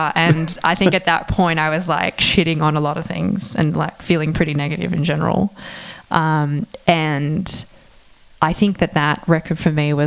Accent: Australia; moved away; I'm not American, and I feel like that I'm Australian

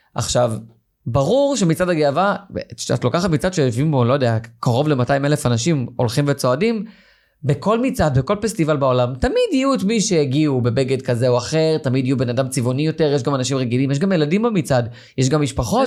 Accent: Yeruham, Southern District, Israel; moved away; אני מגיע ממקום, אני, מירוחם

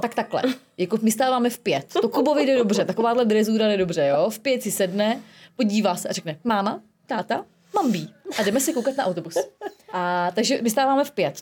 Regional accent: Prague, Czechia; moved away; jako Pražačka

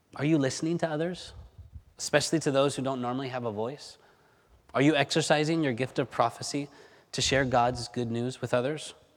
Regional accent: Spain; moved away; growing up in Spain

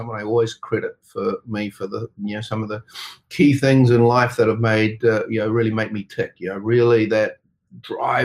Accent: New Zealand; accent: New Zealander; also born or lived in Auckland; I was born and raised here in New Zealand. Did a lot of my early growing up in the countryside on a dairy farm

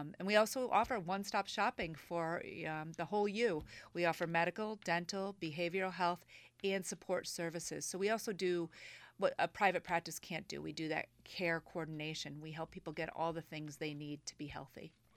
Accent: Manchester and Old Saybrook, Connecticut, United States; also born or lived in Boston, Massachusetts; I've lived in Connecticut all my life. I grew up in Manchester and Old Saybrook, Connecticut.

